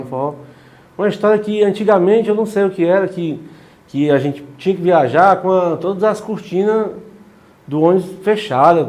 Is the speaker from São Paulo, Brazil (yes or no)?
no; Quixadá, Ceará, Brazil; eu sou de Quixadá